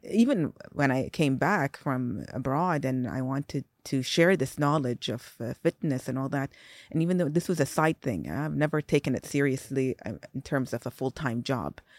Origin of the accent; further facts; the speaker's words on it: Saudi Arabia; also born or lived in Singapore; I was born in Singapore. I grew up there till I was four. four or five years old, moved to Saudi